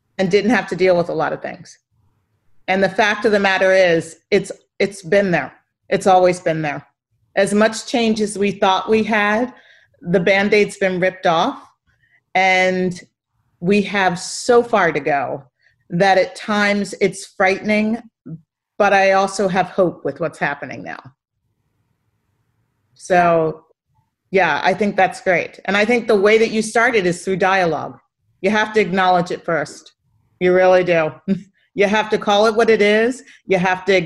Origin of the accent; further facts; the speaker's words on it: Philadelphia, Pennsylvania, United States; I come from Philadelphia. That's born and raised